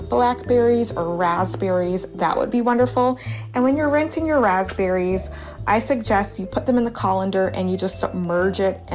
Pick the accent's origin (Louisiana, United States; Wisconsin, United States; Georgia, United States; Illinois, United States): Louisiana, United States; Baton Rouge; also born or lived in Harlem, New York; now in New York, United States; growing up in Baton Rouge, Louisiana